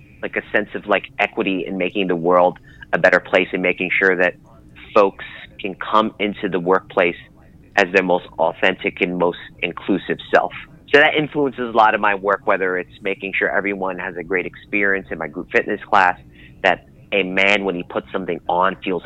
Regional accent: New York City, New York, United States; growing up in Brooklyn, being raised in Queens, and being the child of Philippine immigrants

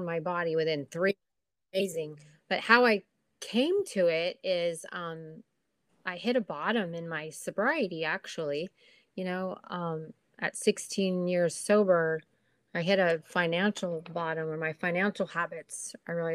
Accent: Corona, California, United States; also born or lived in Huntington Beach, California; I'm from Corona, California

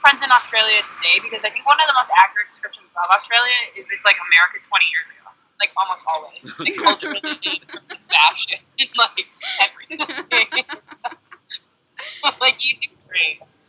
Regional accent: Midwest, United States; I'm from the Midwest.

